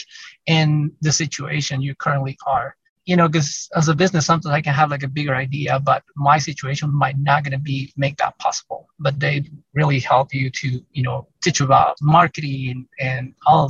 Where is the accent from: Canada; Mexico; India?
Mexico; now in Salt Lake City, United States; I'm Hispanic and I'm from Mexico.